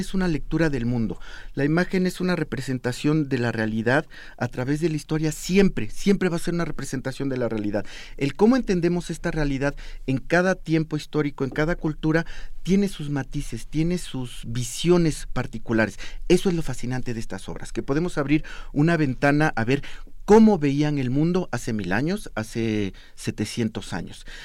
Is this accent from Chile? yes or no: no; Mexico; yo soy mexicano, mi abuela era zapoteca y vivo en el siglo XXI